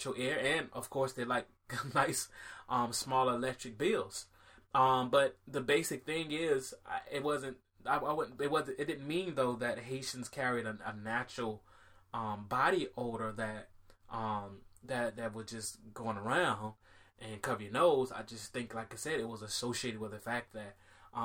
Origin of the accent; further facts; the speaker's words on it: Miami, Florida, United States; when I was growing up in Miami